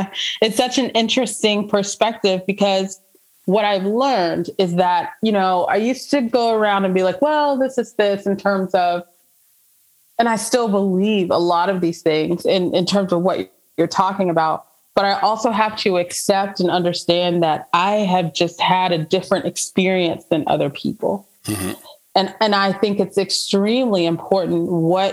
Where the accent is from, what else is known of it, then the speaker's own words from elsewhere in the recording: Atlanta, Georgia, United States; moved away as an adult; also born or lived in Boone, North Carolina; now in Nashville, United States; growing up in Atlanta, I live in Nashville now.